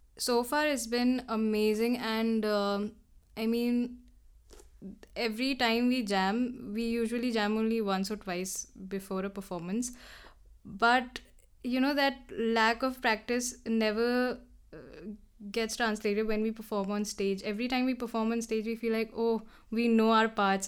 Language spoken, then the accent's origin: English; Dehradun, Uttarakhand, India; moved away as an adult; now in Delhi, India; growing up in Dehradun around mountains